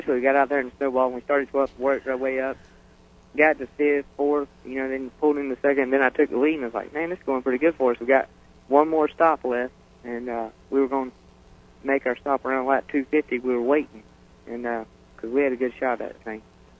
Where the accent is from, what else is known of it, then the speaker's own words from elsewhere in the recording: Panama City, Florida, United States; Panama City, Florida.